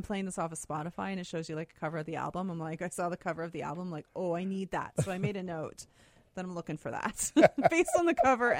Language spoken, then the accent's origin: English; Lockport, Manitoba, Canada; I grew up in Lockport. Or just outside of Lockport, I should say, where big fishing town, right?